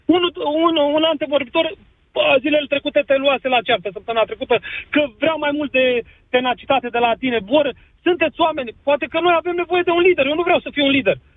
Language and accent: Romanian; Orșova, Mehedinți County, Romania; now in Timișoara, Romania; îs din Orșova